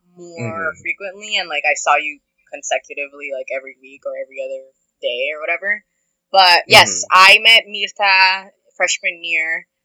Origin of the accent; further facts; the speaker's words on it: Huntington Park, California, United States; now in Oakland, United States; am a cis lady, and I am from HP. I'm from Huntington Park in Southeast Los Angeles, but I'm currently residing in Oakland.